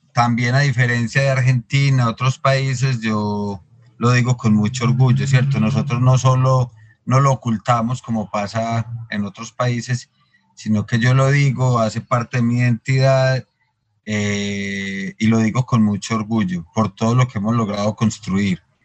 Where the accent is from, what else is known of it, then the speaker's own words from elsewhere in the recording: Medellín, Antioquia, Colombia; tanto de mi ciudad, Medellín, como este país, Colombia